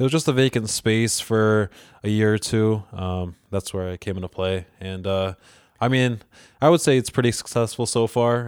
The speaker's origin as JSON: {"language": "English", "town": "Churchville", "region": "New York", "country": "United States", "tie": "born or raised there", "also_born_or_lived": "Rochester, New York (Avenue D)", "said": "in third grade, we moved out to, to Churchville."}